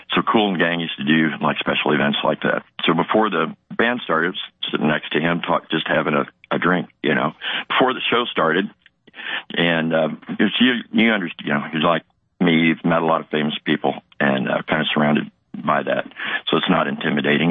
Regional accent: Missouri, United States; now in Florida, United States; I grew up in Missouri, or Misery, as we call it.

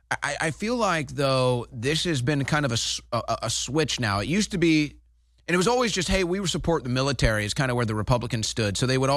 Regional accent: St. Louis, Missouri, United States; now in Texas, United States; I know Missouri. I'm from St. Louis.

